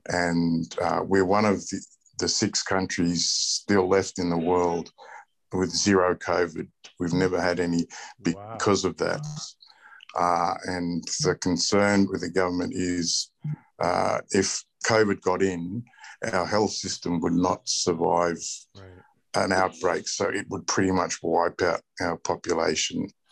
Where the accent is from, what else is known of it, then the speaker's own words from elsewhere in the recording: Australia; I was born and raised in Australia